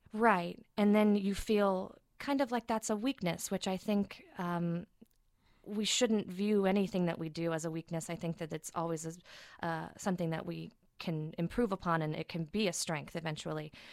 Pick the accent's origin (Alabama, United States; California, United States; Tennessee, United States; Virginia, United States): Tennessee, United States; Chattanooga; moved away as an adult; I'm from Chattanooga, Tennessee, uh, originally, born and raised. Um, it was actually a small town outside of Chattanooga